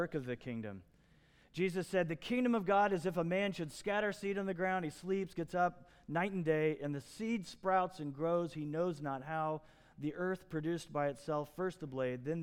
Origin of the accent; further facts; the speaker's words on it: Midwest, United States; the kind of culture I grew up in the Midwest